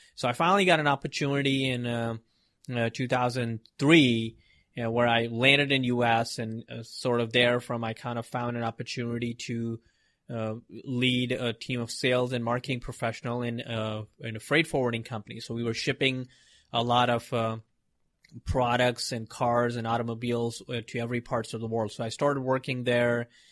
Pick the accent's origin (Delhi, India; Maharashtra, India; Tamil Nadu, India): Maharashtra, India; Mumbai; moved away as an adult; I was born in India in Mumbai and uh, you know big city and all those craziness, a lot of people. And I grew up there.